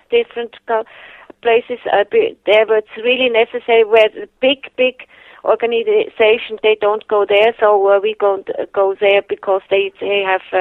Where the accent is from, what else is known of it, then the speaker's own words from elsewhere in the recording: Germany; English is a second language; I uh, had all my falls uh, growing up in Germany and uh, never in Switzerland.